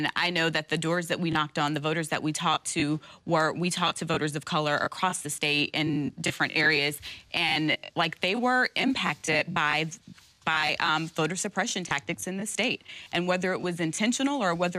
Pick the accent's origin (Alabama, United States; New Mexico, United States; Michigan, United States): Alabama, United States; I grew up in Alabama